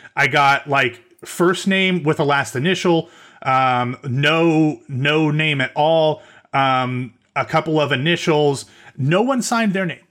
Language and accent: English; Central Ohio, United States; now in the South, United States; we are both from Central Ohio, um, but no longer live there, I am in the South